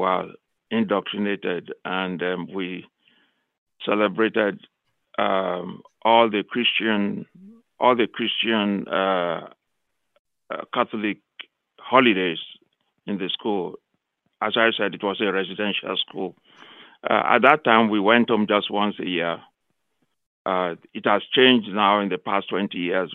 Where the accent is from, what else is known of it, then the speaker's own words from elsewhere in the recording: Nigeria; now in Missouri, United States; from Nigeria, now based in Missouri State University, where I work. I grew up in Nigeria